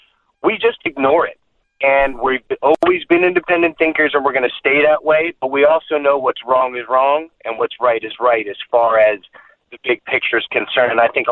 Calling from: Florida, United States; I mean, I'm here from Florida.

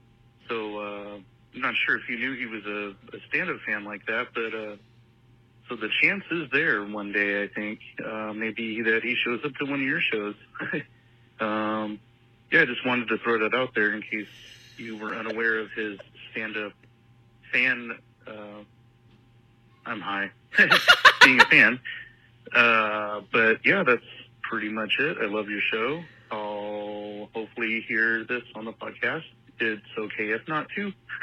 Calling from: Kauai, Hawaii, United States; I'm calling from Kauai, Hawaii.

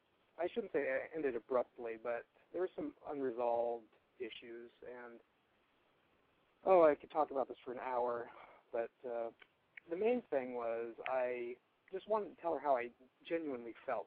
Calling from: Portland, Oregon, United States; I'm 28, and I'm calling from Portland, Oregon.

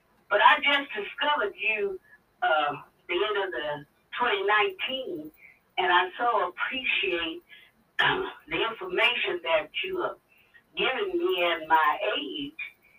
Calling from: Compton, California, United States; Hi, Jason. … from Compton, California.

